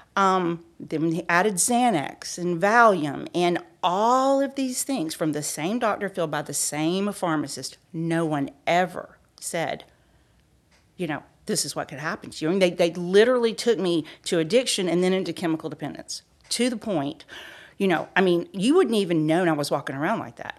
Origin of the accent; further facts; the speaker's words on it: Peachtree City, Georgia, United States; I was born and raised in Peachtree City, Georgia.